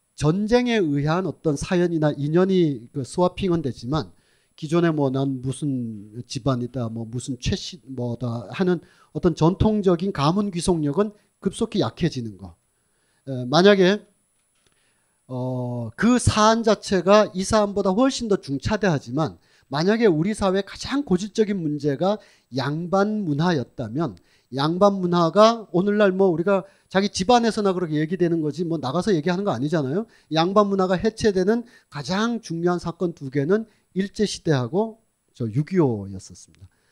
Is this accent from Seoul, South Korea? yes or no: no; Sunheung, North Gyeongsang, South Korea; accent: northern Gyeongbuk Sunheung pronunciation; 경북 북부 순흥면 어, 발음입니다